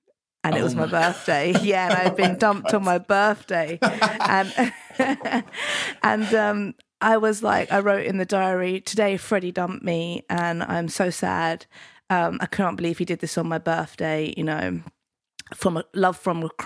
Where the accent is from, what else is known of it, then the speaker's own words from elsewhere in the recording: London, United Kingdom; also born or lived in Penge, London; So I started off in Deptford and New Cross, and then moved to Penge by the station